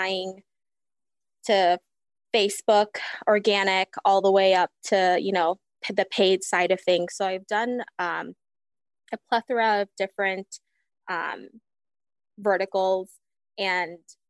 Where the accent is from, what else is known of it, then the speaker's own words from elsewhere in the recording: Fiji; also born or lived in Hawaii; now in Wisconsin, United States; I'm originally from Fiji. Lived there for majority of my life and then moved to Hawaii